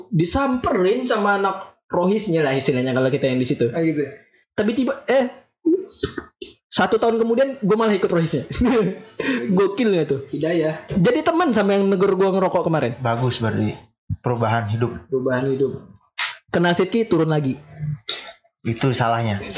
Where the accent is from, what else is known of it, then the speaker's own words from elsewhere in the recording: Medan, North Sumatra, Indonesia; accent: Medan; waduh ini logat gue masih kental banget di Medan ya